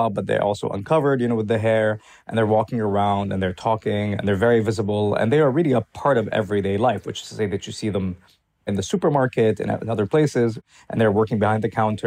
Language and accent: English; Jordan; when I was a child growing up in Jordan